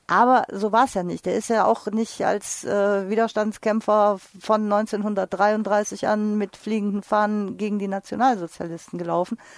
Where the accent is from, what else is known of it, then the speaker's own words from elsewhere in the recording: Düsseldorf, North Rhine-Westphalia, Germany; Ich als Düsseldorferin rege mich doch sehr über die angeführten Gründe auf